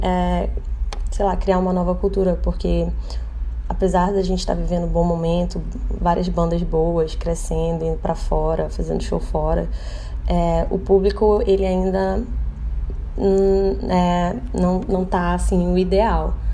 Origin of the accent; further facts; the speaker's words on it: Manaus, Amazonas, Brazil; eu sou de Manaus